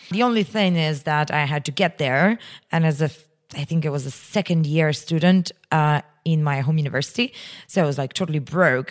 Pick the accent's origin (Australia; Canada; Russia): Russia; moved away; my hometown is pretty close to Moscow, uh, in Russian standards. It's just, like, you know, seven hundred kilometers.